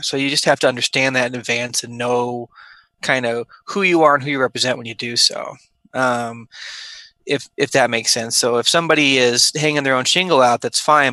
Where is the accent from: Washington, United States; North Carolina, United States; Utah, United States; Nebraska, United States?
Nebraska, United States; Omaha; moved away as an adult; also born or lived in St. Louis, Missouri / Wichita, Kansas / Houston, Texas; I grew up in Omaha, Nebraska.